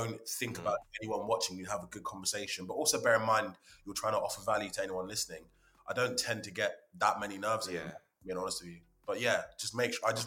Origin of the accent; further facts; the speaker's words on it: London, United Kingdom; also born or lived in Hertfordshire; now in Watford, United Kingdom; I was born in 91. I'm 30 years old. And then, just always lived in and around North London, then Hertfordshire